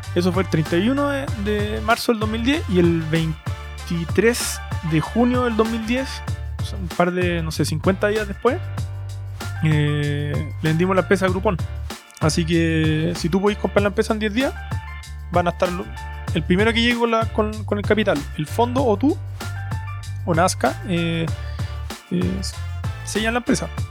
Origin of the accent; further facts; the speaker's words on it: Santiago, Santiago Metropolitan Region, Chile; accent: Chilean; soy un emprendedor chileno de, Santiago